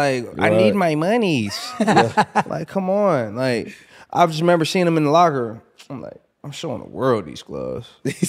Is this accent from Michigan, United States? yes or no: yes; Flint, Michigan, United States; I'm from Flint, Michigan.